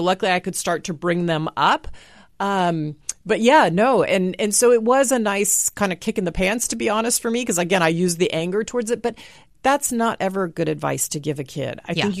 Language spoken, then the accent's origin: English; Dallas, Texas, United States; growing up in Dallas, there were these drill teams who performed at halftime.